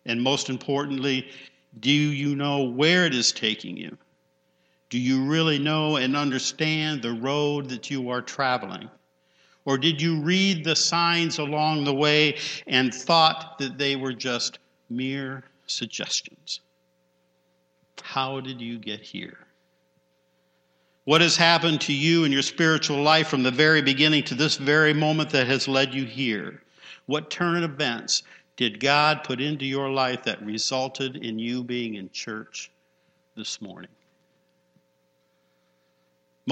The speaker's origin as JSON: {"language": "English", "town": "Penfield", "country": "United States", "tie": "born or raised there", "said": "growing up in Penfield next to Bailey Park"}